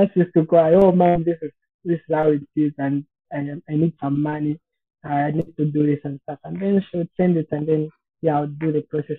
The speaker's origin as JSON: {"language": "English", "region": "Copperbelt Province", "country": "Zambia", "said": "I come from Copperbelt."}